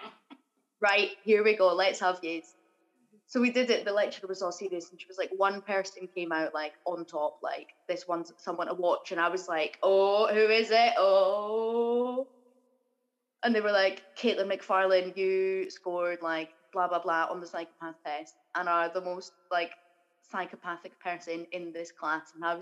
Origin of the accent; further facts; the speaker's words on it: Edinburgh, Scotland, United Kingdom; I grew up in Granton, or as my parents would say, it was the posh part of Granton